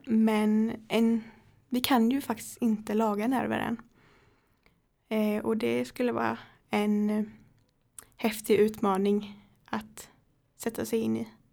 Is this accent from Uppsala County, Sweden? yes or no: no; Högsby, Kalmar County, Sweden; jag kommer från Högsby så jag pendlar eh, cirka sju mil.